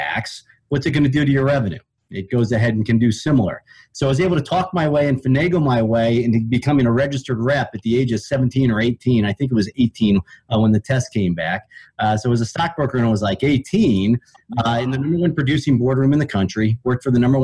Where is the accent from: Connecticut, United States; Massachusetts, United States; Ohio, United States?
Ohio, United States; I grew up in Ohio